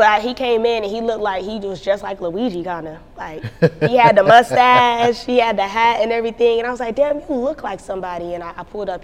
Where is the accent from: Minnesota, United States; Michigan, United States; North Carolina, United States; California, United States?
North Carolina, United States; North Carolina